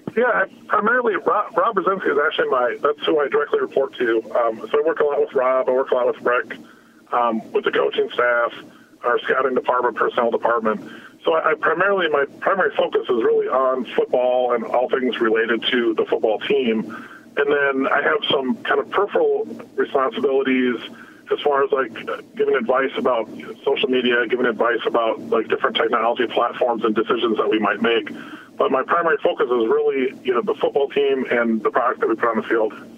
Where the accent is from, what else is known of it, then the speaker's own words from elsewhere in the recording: Midwest, United States; growing up in the Midwest, listening to the Twins